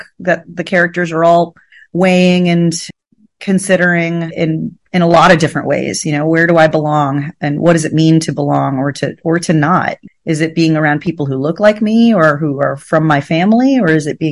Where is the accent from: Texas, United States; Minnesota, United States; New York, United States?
Texas, United States; Uvalde; moved away; Uvalde was my home.